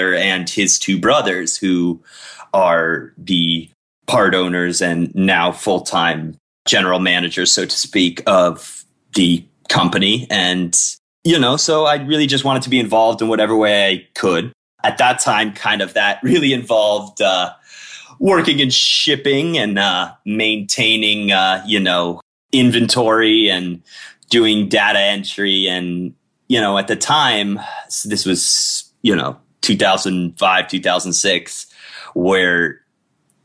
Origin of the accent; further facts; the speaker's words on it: Miami, Florida, United States; also born or lived in Colorado; I'm Miami born and raised